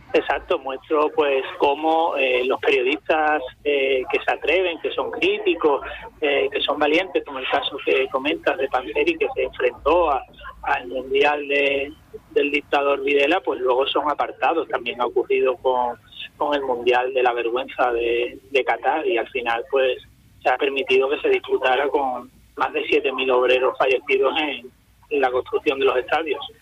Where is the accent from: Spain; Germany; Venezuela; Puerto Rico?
Spain; Cádiz, Andalusia; como soy gaditano, seguiré siendo siempre del Cádiz